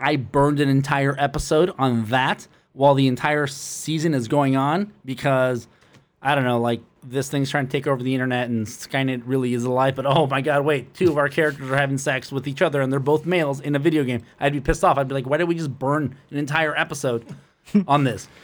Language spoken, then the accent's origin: English; Los Angeles, California, United States; I went to both public and private schools in the L.A. district.